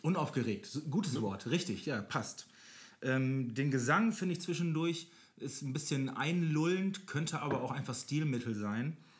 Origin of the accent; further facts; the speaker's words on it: Germany; als Deutscher